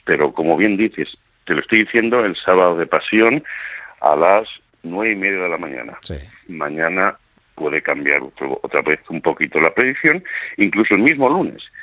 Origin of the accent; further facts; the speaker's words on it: Seville, Andalusia, Spain; also born or lived in Toledo; now in United States; Yo soy sevillano cofraderamente, aunque por circunstancias de la vida nací en Toledo. Pero eh, soy sevillano de tradición